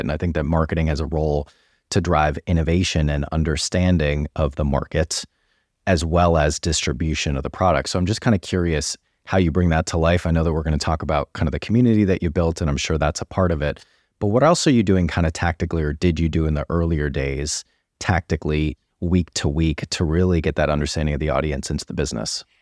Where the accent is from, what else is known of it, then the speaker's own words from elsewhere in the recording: United States; moved away as an adult; now in United Kingdom; as an American who's now been in the U K for almost nine years